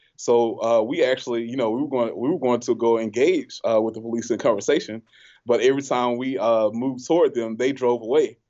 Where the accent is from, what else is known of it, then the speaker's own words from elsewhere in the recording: Selma, Alabama, United States; we're from Selma.